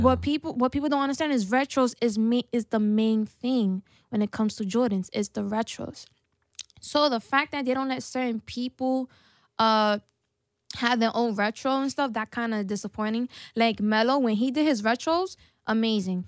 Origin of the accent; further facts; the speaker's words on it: New York City, New York, United States; I'm from the Bronx